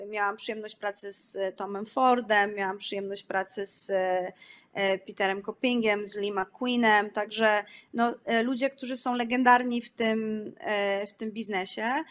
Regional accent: Poland; moved away; Jesteśmy z, z fajnego kraju, w którym kulturalnie jest, jest to no, miejsce bardzo bogate

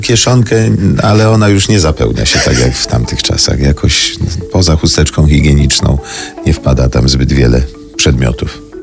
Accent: Brzeziny, Łódź Voivodeship, Poland; moved away; w moim rodzinnym miasteczku w Brzezinach szkołę muzyczną

